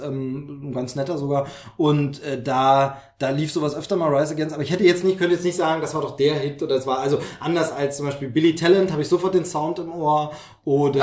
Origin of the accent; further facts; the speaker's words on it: Dresden, Saxony, Germany; moved away; von meiner Heimat nicht so weit weg. Mhm. tatsächlich von Dresden braucht man, glaube ich, eine Stunde oder so.